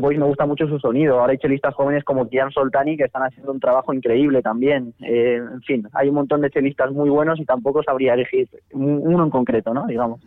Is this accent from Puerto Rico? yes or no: no; Madrid, Community of Madrid, Spain; also born or lived in León; Sí, nací en León, correcto. Vivo en Madrid desde que nací prácticamente, así que soy medio leonés, medio madrileño